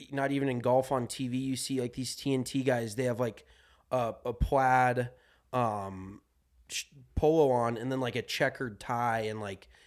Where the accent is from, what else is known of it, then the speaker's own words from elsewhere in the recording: Colorado, United States; no, like that's growing up in Colorado.